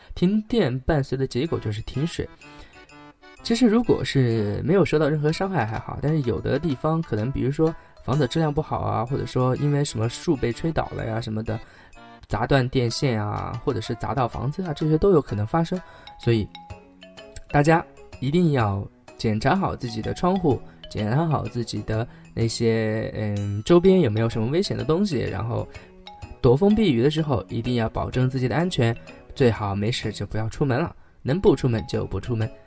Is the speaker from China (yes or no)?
yes; China; moved away; 自己作为一个中国人还是挺幸福的